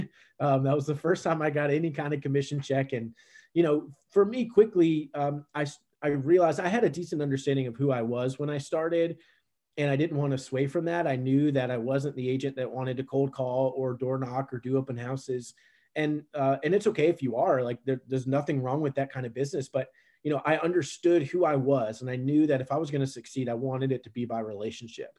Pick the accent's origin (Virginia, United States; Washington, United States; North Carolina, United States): Virginia, United States; Richmond; I grew up in Richmond, Virginia, the capital of Virginia